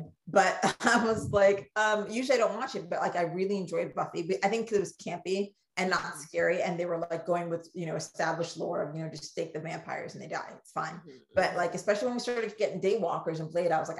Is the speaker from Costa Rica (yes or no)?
no; Ghana; accent: Ghanaian; I get my Ghanaian accent quick